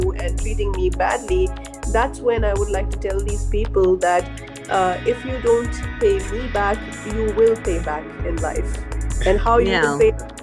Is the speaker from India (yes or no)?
yes; India; moved away; I'm an expat in the country. I'm from India